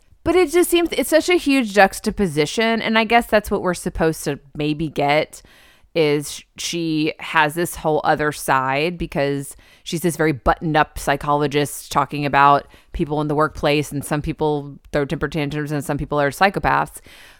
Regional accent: Texas, United States; You know I'm from Texas. I love yellow roses.

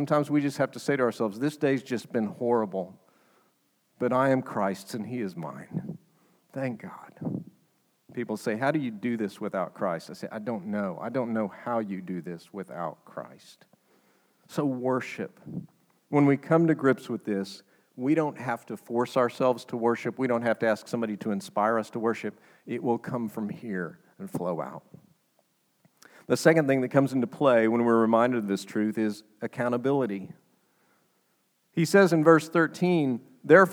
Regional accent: United States; as an American

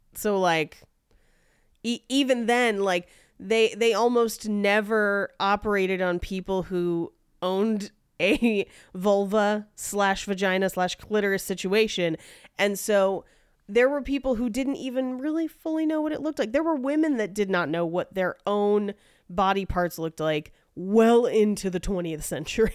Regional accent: Bay Area, California, United States; I grew up in the Bay Area

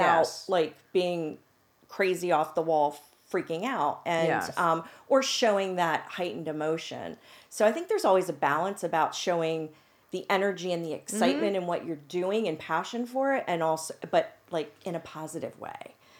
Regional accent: Pennsylvania, United States; because I felt like, well, I'm from Central PA. Do I really know what I'm doing?

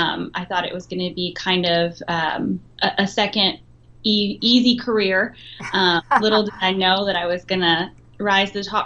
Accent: the South, United States; accent: southern; now in California, United States; And as you can tell, I've since lost my southern accent, so I'm a Californian now.

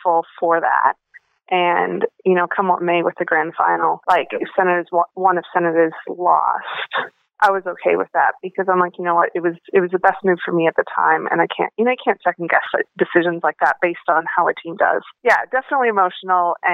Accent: North Dakota, United States; moved away; I grew up in Cullum, North Dakota, which is a town that I think is about 400 people now.

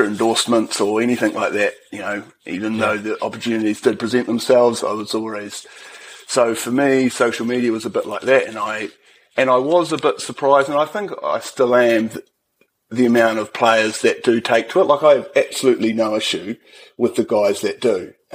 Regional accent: New Plymouth, Taranaki, New Zealand; also born or lived in Hawera; So I was born in Hawera, but I didn't last long there. My father was a policeman, so he was moved up to New Plymouth and the family all went there.

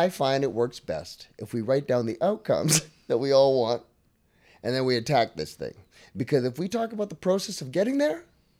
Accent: Calgary, Alberta, Canada; We're from Calgary.

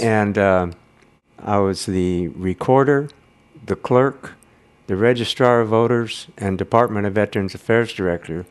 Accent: Grass Valley, California, United States; moved away as an adult; I grew up in Grass Valley.

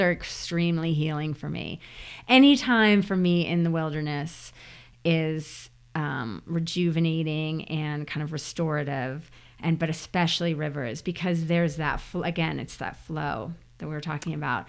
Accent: New Jersey, United States; moved away; as a kid growing up in New Jersey

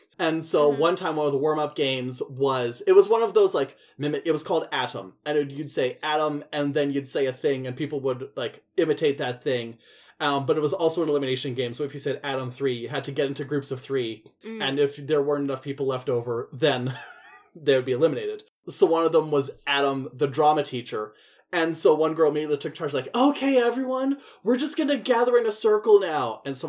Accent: Scotland, United Kingdom; Ooh, I'm Scottish, my eyebrows are going to seed from the rest of my face.

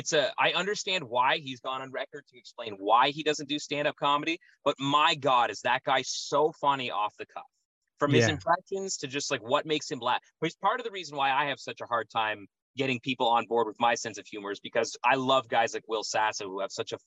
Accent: Odessa, Ontario, Canada; Odessa, very close.

